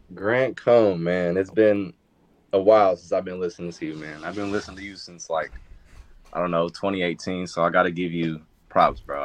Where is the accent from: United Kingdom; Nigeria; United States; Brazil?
United States; Sacramento, California; now in New York, United States; I'm from Sacramento